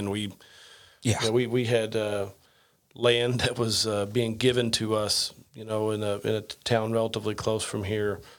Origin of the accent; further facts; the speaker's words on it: Indiana, United States; I'm a redneck from Southern Indiana.